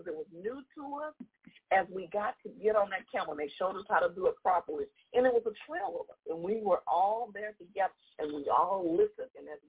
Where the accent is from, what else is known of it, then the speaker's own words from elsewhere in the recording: Jamaica; born there; I was born in Jamaica.